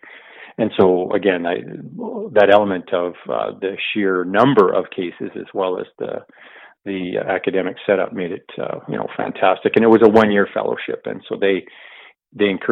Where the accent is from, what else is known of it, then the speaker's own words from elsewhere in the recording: Alberta, Canada; I grew up in pretty much exclusively in Alberta, but not in one center